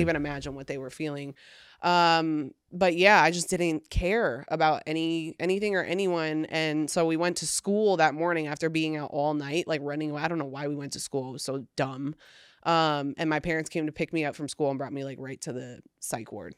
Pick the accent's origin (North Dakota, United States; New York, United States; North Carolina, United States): New York, United States; now in Austin, United States; I'm from New York